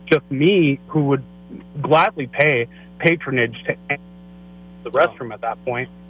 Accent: San Francisco, California, United States; now in Rio Vista, United States; I grew up in San Francisco. I went to high school down there

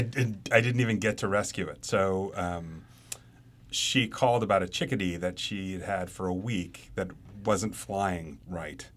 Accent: Nashville, Tennessee, United States; moved away; I grew up in Nashville

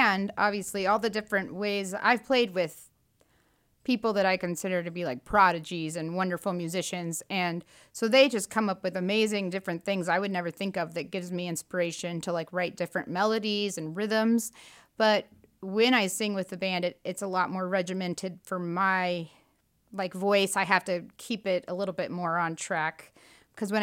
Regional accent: Clinton, Illinois, United States; moved away as an adult; also born or lived in Rockford, Illinois / Chicago, Illinois / Austin, Texas; I currently live in central Illinois in my hometown

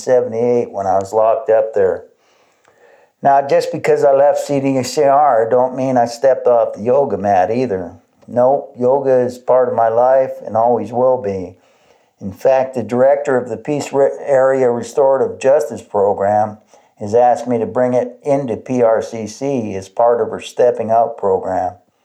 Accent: Canada; Being a Canadian who'd been incarcerated down there, when I was released, there was no parole officer to report to.

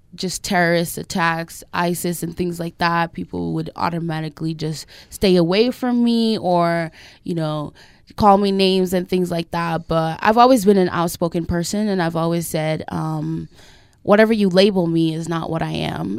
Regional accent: Millcreek, Utah, United States; I grew up in a great neighborhood. I grew up in Mill Creek

